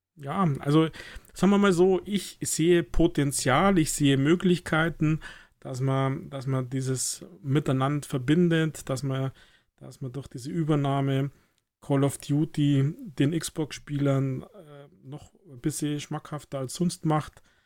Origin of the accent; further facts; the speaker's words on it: Germany; als Deutscher